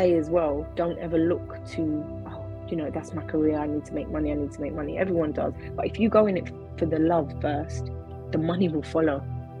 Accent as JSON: {"language": "English", "country": "St. Lucia", "tie": "born or raised there", "also_born_or_lived": "London, United Kingdom", "said": "I was born here. I was born in Whitechapel in London. And when I was 3 months old, 2 or 3 months old, my mum and dad took me back to the Caribbean, because they were both born in St. Lucia in the Caribbean."}